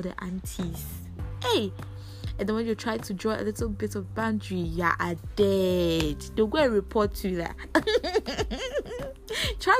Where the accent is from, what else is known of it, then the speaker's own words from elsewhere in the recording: Ghana; growing up in a Ghanaian household